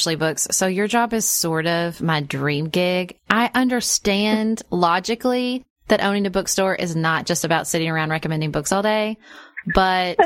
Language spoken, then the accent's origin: English; United States; We're Americans